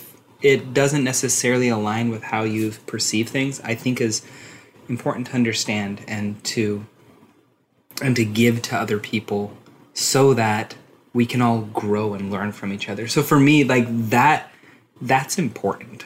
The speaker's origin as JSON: {"language": "English", "region": "Utah", "country": "United States", "tie": "born or raised there", "said": "I was born and raised in Utah County, which is just south of Salt Lake"}